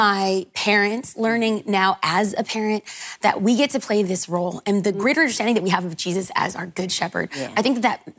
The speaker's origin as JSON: {"language": "English", "town": "Los Angeles", "region": "California", "country": "United States", "tie": "born or raised there", "also_born_or_lived": "Orange County", "said": "But I'm a Southern California girl. In fact, I was raised in Los Angeles, now I live in Orange County"}